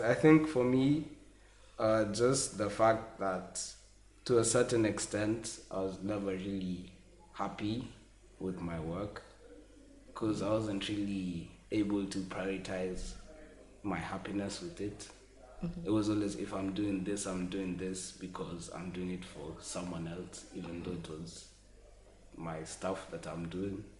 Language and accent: English; Kenya; I'm from Kenya